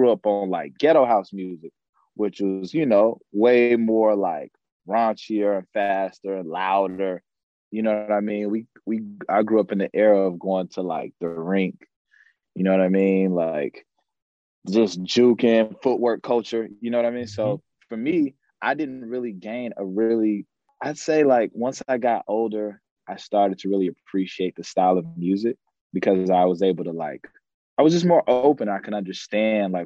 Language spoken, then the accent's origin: English; Chicago, Illinois, United States; growing up in Chicago